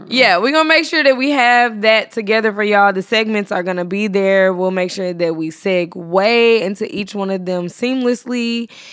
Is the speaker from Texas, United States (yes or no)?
yes; Texas, United States; I'm from Texas. We talk slow